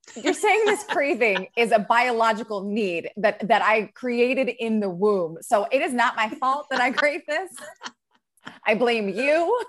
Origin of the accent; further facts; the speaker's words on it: Maryland, United States; also born or lived in New York; now in California, United States; I'm from Maryland.